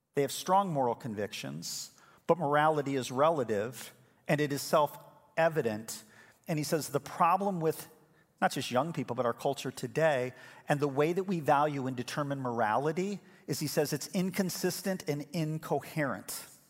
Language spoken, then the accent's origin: English; Elmhurst, Illinois, United States; We were born in the same hospital in Elmhurst, Illinois